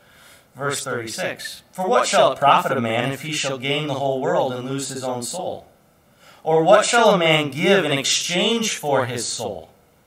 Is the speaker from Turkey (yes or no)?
no; Ireland; You know, I'm an Irish person, and so they have those certain issues with anger and things.